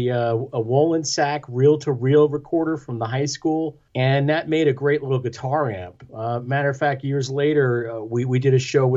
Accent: Lindenhurst, New York, United States; also born or lived in Amityville, New York; I was born in Amityville on Long Island.

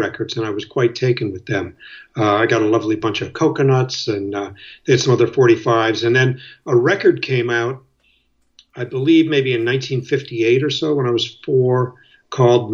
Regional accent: Erie, Pennsylvania, United States; also born or lived in Chicago, Illinois; now in Greenwich, New York, United States; I was born in Chicago, then we moved to Erie when I was about two

